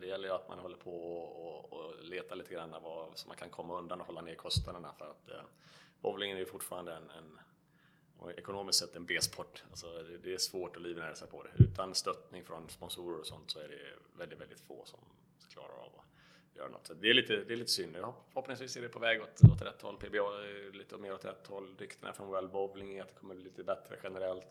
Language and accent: Swedish; Varberg, Halland County, Sweden; 41 år gammal, född och uppvuxen i Varberg